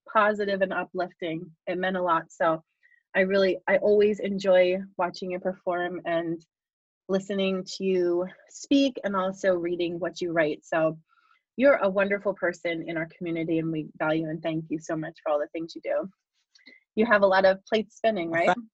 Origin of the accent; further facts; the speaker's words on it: Bucks County, Pennsylvania, United States; I grew up in Berks County, so I mean Bucks County